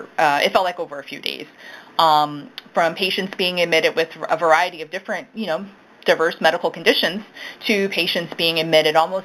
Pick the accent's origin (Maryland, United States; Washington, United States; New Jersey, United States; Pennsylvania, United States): Maryland, United States; Baltimore; I definitely am from Baltimore. Grew up mostly on the west side, so I've lived in Irvington